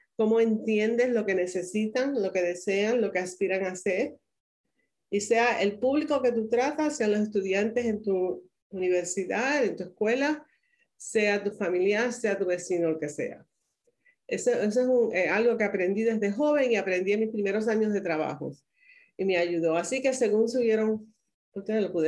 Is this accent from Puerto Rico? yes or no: yes; Caguas, Puerto Rico; now in United States; soy nativa de Puerto Rico, eh, nací en Caguas, en la ciudad que es el corazón de la isla